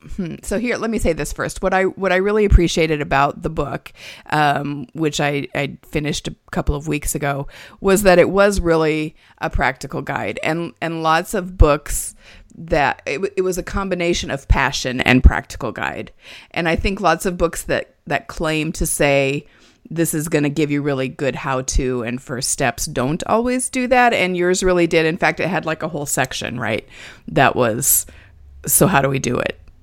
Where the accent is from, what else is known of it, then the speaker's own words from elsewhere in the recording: Nebraska, United States; now in Indiana, United States; I grew up in Nebraska